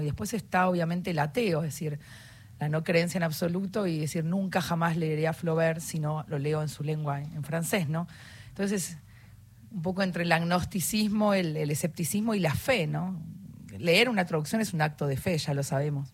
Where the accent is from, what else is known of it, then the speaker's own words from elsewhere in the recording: Argentina; somos tres argentinos